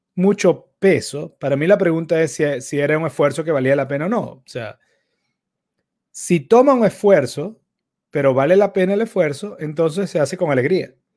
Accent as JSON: {"language": "Spanish", "town": "Caracas", "region": "Capital District", "country": "Venezuela", "tie": "born or raised there", "said": "los que crecimos en Caracas en los 90"}